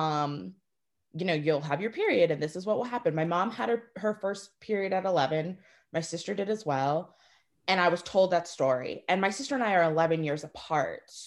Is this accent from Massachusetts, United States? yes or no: yes; Swampscott, Massachusetts, United States; I grew up in Swampscott, which is predominantly white